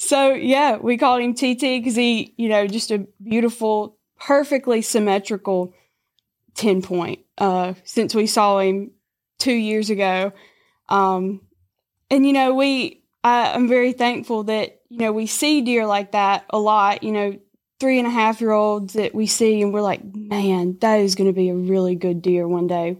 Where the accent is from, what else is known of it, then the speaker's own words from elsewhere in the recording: Lambert, Mississippi, United States; I'm from Lambert, Mississippi